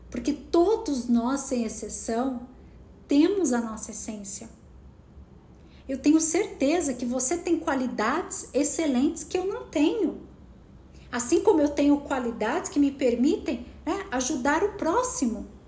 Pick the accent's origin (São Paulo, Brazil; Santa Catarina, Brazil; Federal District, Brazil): São Paulo, Brazil; Piracicaba; moved away; Eu saí de Piracicaba com o desejo de ser atriz, mas será que depois de 3, 4 anos esse desejo ainda era ardente dentro de mim?